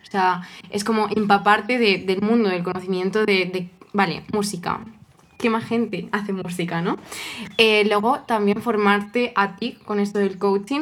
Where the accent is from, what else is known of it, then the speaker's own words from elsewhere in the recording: Toledo, Castilla-La Mancha, Spain; yo soy de Toledo, soy toledana